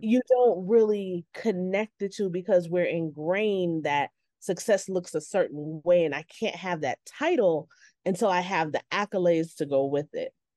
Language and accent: English; New York, United States; I grew up in New York, winters are cold